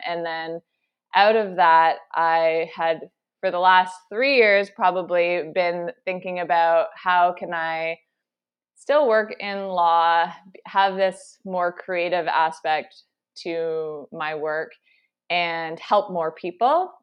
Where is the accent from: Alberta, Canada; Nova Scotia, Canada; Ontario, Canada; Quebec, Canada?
Ontario, Canada; moved away as an adult; also born or lived in Toronto; now in British Columbia, Canada; I'm originally from Ontario. I recently just moved to British Columbia